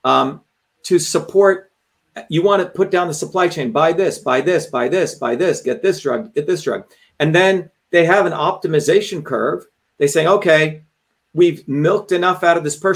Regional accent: India; moved away; I grew up in India

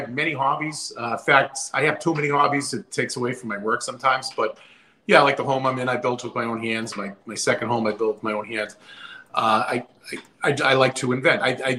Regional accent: Massachusetts, United States; I'm from Massachusetts here in the USA

